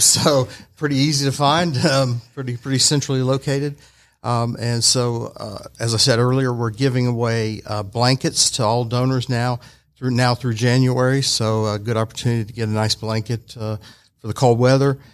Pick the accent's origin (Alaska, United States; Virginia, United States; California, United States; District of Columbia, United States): Alaska, United States; moved away as an adult; also born or lived in Chattanooga, Tennessee; now in Georgia, United States